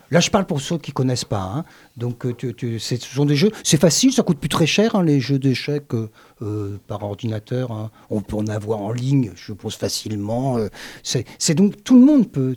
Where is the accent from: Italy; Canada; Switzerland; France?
France; Le Havre, Normandy; je suis né au Havre.